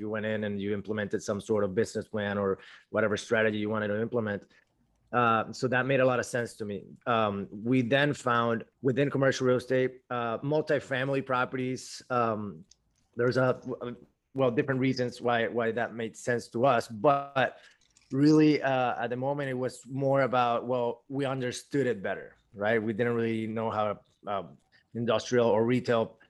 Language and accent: English; Venezuela; moved away as an adult; now in Miami, United States; I'm originally from Venezuela.